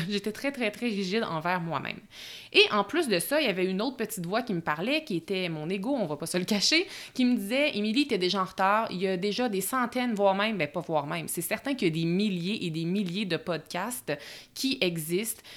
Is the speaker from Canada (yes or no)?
yes; Bois-Francs region, Quebec, Canada; moved away as an adult; now in Lac-Beauport, Canada; je suis euh, native de la région des Bois-Francs